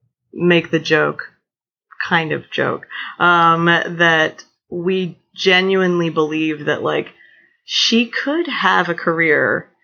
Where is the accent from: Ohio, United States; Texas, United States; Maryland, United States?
Maryland, United States; Cambridge; moved away; also born or lived in Baltimore; I grew up on the eastern shore of Maryland in a town called Cambridge, which when you tell people that you're from Cambridge, it's very good for them for a second.